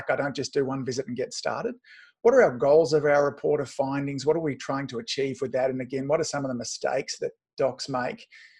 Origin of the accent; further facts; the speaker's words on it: Australia; but I'm an Aussie.